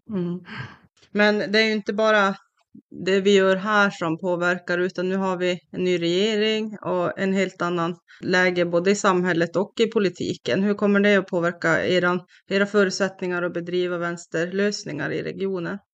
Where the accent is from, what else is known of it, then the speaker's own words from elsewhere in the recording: Kiruna, Norrbotten County, Sweden; also born or lived in Värmland / Karlstad; now in Piteå, Sweden; Jag är från Kiruna själv